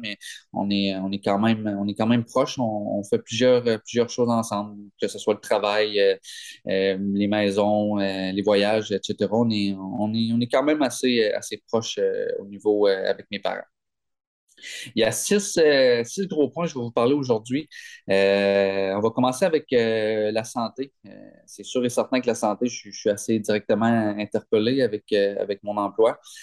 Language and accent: French; Gaspé, Quebec, Canada; Je viens de Gaspé